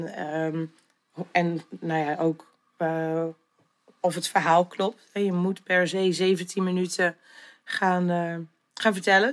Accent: Sint Annaparochie, Friesland, Netherlands; also born or lived in Zutphen; now in Leeuwarden, Netherlands; ik ben geboren in Zutphen. Maar ehm, mijn ouders zijn, nou, ik denk dat ik een half jaar oud was of zo. Zijn ze naar Sint-Anne-Prochje verhuisd. Ehm, daar ben ik dus eigenlijk opgegroeid.

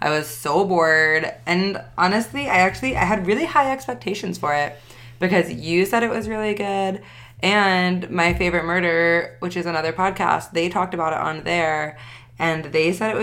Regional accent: the Bible Belt, United States; I was raised in the Bible Belt

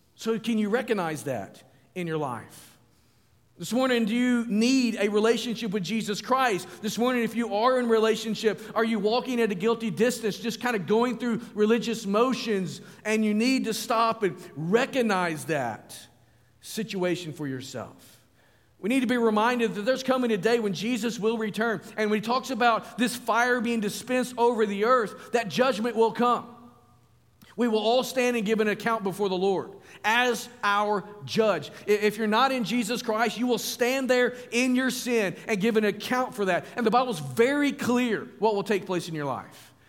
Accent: Springdale, Arkansas, United States; moved away as an adult; now in Virginia, United States; northwest Arkansas, where I grew up

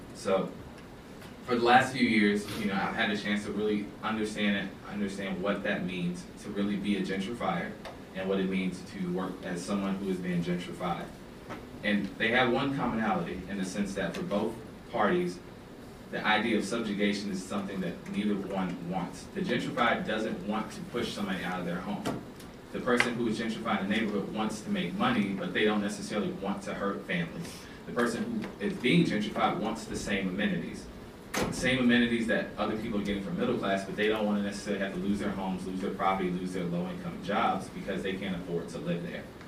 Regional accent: Atlanta, Georgia, United States; I grew up in Atlanta. I grew up in East Atlanta, specifically Decatur

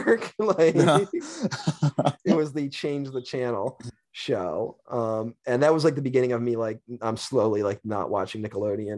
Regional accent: Syracuse, New York, United States; filmed in my hometown

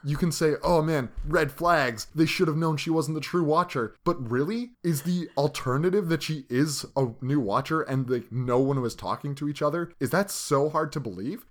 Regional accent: Canada; We're goddamn Canadian.

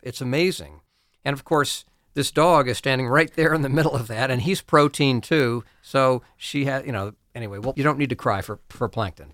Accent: Ohio, United States; also born or lived in New England / South Carolina; now in Pennsylvania, United States; I grew up in Ohio

